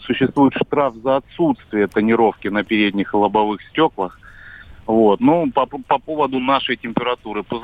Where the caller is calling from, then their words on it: Rostov-on-Don, Rostov Oblast, Russia; Я из Ростова-на-Дону столица Юга России, как вам известно.